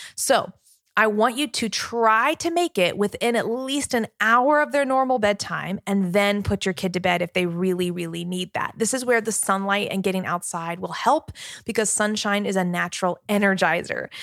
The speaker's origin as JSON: {"language": "English", "town": "Richmond", "region": "Virginia", "country": "United States", "said": "I'm from Virginia, I'm here in Virginia"}